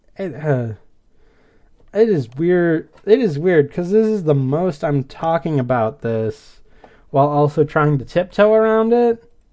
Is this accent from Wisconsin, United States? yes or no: yes; Wisconsin, United States; I'm from Wisconsin